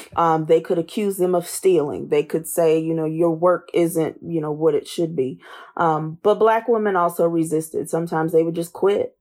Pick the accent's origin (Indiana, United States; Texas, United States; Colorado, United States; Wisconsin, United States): Indiana, United States; Indianapolis; also born or lived in Hazard, Kentucky / Washington, D.C. / Louisiana / Baltimore; I was born and raised in Indianapolis